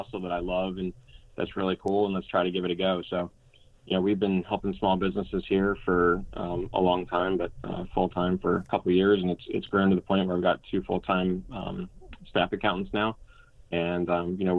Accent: New Jersey, United States; moved away as an adult; also born or lived in Elon, North Carolina; now in Hilton Head, United States; Originally from New Jersey.

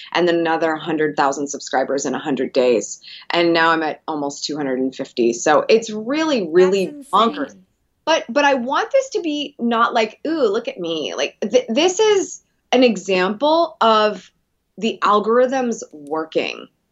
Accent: Columbus, Ohio, United States; I'm from Columbus

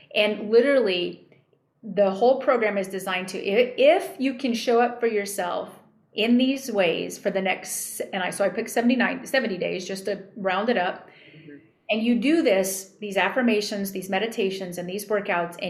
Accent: New Mexico, United States; I grew up in New Mexico.

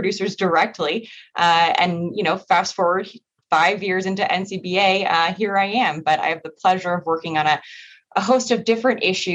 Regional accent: Massachusetts, United States; moved away; also born or lived in Washington, D.C.; I am originally from Massachusetts

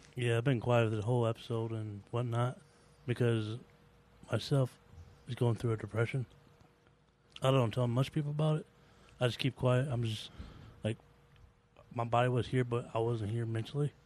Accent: Georgia, United States; moved away; also born or lived in Virginia; I'm from Georgia

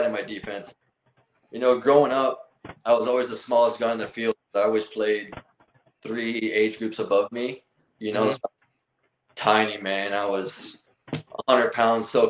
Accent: Miami, Florida, United States; I'm from Miami, Florida. I have a Cuban background

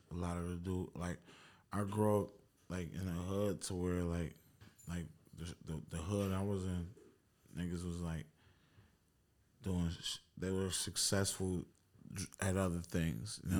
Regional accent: Buffalo, New York, United States; us being from Buffalo

